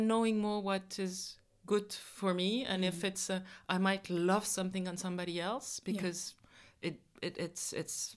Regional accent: Kinshasa, DR Congo; I was born in Kinshasa, in the DRC, in Congo

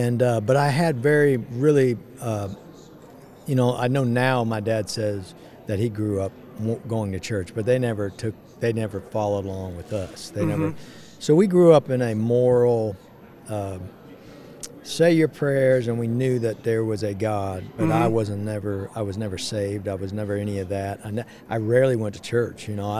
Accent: California, United States; born there; I was born in California, outside of L.A.

